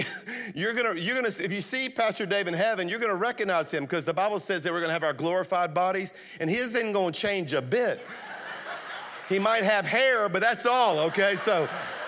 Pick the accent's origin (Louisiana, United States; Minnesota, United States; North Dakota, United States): Louisiana, United States; South; moved away as an adult; now in Birmingham, United States; I'm a Cajun from South Louisiana is what I really am, okay? I moved to Birmingham 23 years ago to plant Highlands, but I'm from South Louisiana